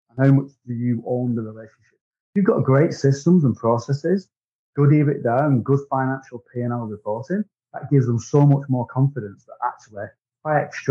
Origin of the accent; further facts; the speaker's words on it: Wigan, North West England, United Kingdom; accent: Wigan; I'm from Great Britain. I'm in a town called Wigan, which is my accent.